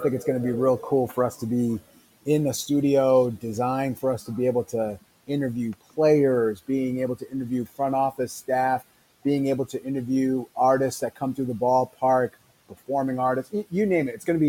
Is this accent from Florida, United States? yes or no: no; Rhode Island, United States; also born or lived in New Orleans, Louisiana; now in Wichita, United States; I'm from New England. I'm from Rhode Island, not a part of New York, but still hit hard by this COVID-19 coronavirus that we have going on right now.